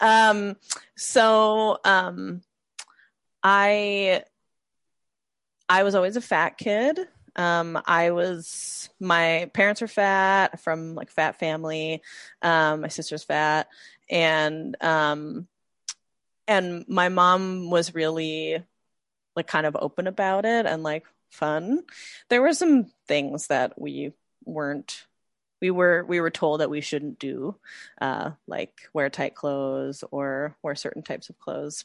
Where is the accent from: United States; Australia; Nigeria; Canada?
United States; Midwest; growing up in the Midwest, there's also a different kind of femininity